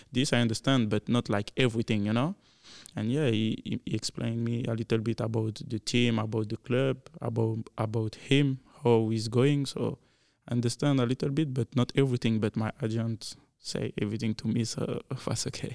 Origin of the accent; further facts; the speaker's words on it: Belgium; English is a second language; now in Kansas City, United States; I'm French guy because not everybody know about Belgium